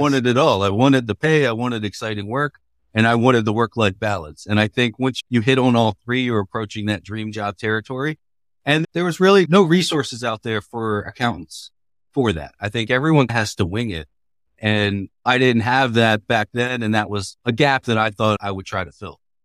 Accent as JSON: {"language": "English", "town": "Baltimore", "region": "Maryland", "country": "United States", "tie": "born or raised there", "moved": "as an adult", "lives_now": "Bay Area, United States", "said": "That's my hometown"}